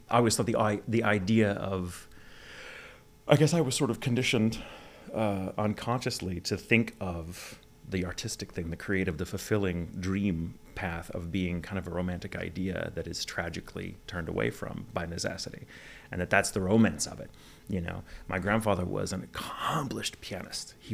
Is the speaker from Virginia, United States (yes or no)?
yes; Virginia, United States; born there; accent: Southern; I was born in {S255} Virginia.